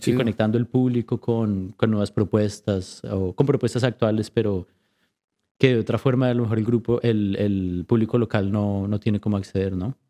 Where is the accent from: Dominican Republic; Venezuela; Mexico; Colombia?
Colombia; now in Vancouver, Canada; creciendo en Colombia